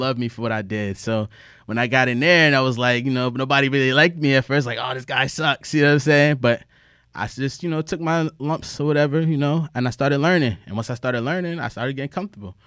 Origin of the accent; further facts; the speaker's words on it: Norfolk, Virginia, United States; also born or lived in New Haven, Connecticut; we moved from New Haven down to Norfolk, Virginia about wanna say ninety-three or ninety-four, I was three years old